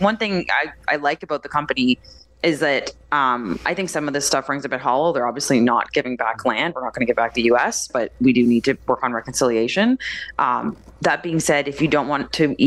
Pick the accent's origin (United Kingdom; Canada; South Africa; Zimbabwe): Canada; Windsor, Ontario; moved away; I'm from the Windsor area growing up